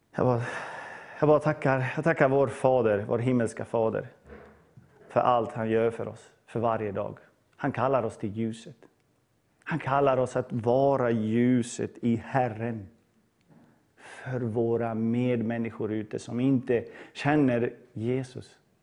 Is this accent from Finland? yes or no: no; Bosnia & Herzegovina; now in Sweden; jag är född i Bosnien på 80-talet.